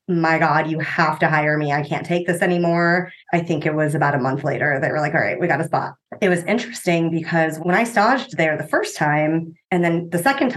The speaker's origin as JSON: {"language": "English", "town": "Cincinnati", "region": "Ohio", "country": "United States", "also_born_or_lived": "Austin, Texas", "lives_now": "Columbus, United States", "said": "I'm technically from Cincinnati, but Columbus is home."}